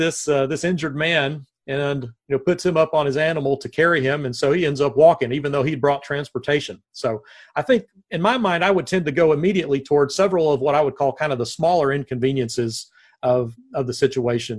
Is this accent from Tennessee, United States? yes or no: yes; Nashville, Tennessee, United States; moved away as an adult; also born or lived in Searcy, Arkansas; now in Corpus Christi, United States; I am born and raised in Nashville.